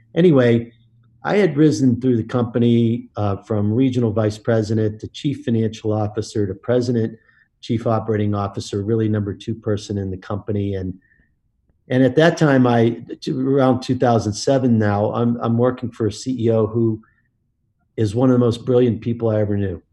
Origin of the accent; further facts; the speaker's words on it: Pittsburgh, Pennsylvania, United States; I grew up in Pittsburgh, uh, Pennsylvania